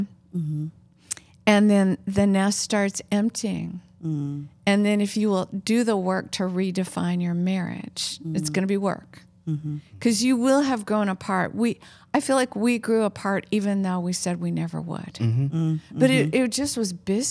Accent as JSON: {"language": "English", "region": "Oregon", "country": "United States", "moved": "yes", "said": "We're both from Oregon"}